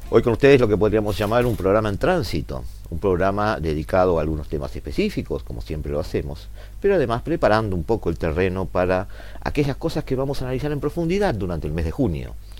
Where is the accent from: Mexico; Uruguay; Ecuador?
Uruguay; Montevideo; nosotros como montevideanos, como uruguayos